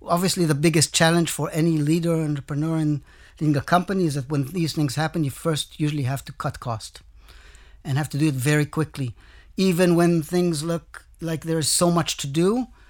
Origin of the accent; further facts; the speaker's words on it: Israel; I came from Israel with experience basically in Israel